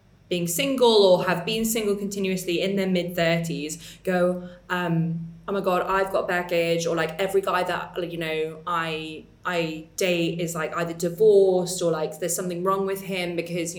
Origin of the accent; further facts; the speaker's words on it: England, United Kingdom; accent: very English; my very English accent.